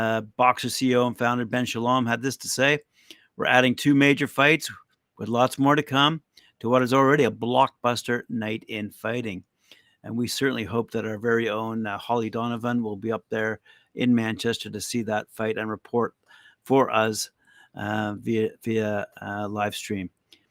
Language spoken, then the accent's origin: English; Aleppo, Aleppo Governorate, Syria; born there; moved away; I was born in Aleppo. My dad is from Syria, but my mom is from Madrid in Spain.